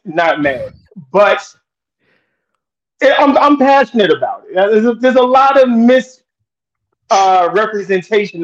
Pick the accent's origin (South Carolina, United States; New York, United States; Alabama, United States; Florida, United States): New York, United States; New York City; Southside Jamaica, Queens, to be exact